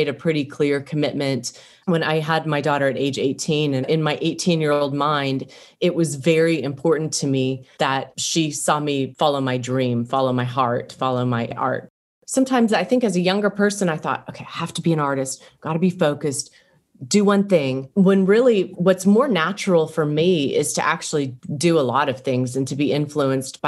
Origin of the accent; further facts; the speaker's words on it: Wichita, Kansas, United States; I was born and raised in Wichita, Kansas